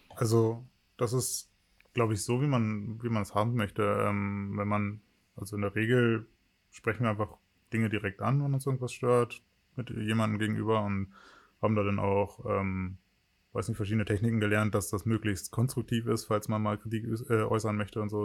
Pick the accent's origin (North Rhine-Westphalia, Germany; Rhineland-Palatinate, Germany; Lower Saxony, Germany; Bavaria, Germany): Lower Saxony, Germany; Wittingen; also born or lived in Ohrdorf / Magdeburg; Im Kindergarten war ich in Ohrdorf. Das ist ein ganz kleines Dorf in der Nähe von meiner äh, Geburts, von meinem Geburtsort Wittingen